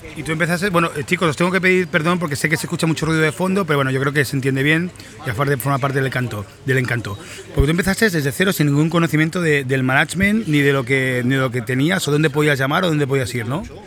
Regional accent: Mataró, Catalonia, Spain; desde Mataró, mi ciudad natal. Yo soy mataroní

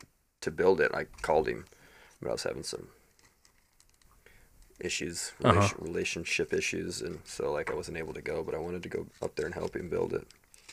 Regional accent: Indiana, United States; moved away as an adult; also born or lived in Colorado / West Coast; now in Nashville, United States; I've spent most of my adult life in Colorado, a little bit of the West Coast, but I was born and raised in Indiana.

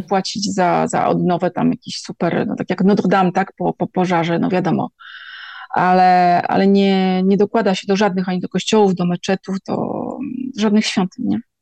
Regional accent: Gdańsk, Pomeranian Voivodeship, Poland; moved away; ja jestem z Gdańska

